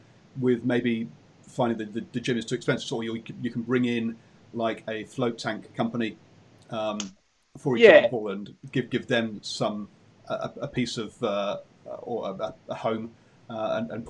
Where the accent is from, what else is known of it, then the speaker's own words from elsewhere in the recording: England, United Kingdom; being English